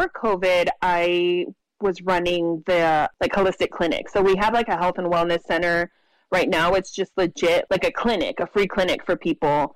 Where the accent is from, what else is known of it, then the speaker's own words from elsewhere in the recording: Imperial County, California, United States; now in San Diego, United States; I'm originally from Imperial County, which is like the rural desert area in California